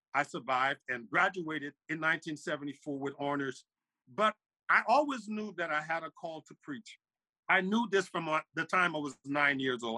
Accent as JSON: {"language": "English", "town": "Monrovia", "region": "Montserrado", "country": "Liberia", "tie": "born or raised there", "moved": "yes", "lives_now": "New Jersey, United States", "said": "I'm originally from Liberia, West Africa. I was born in uh, in, in Monrovia"}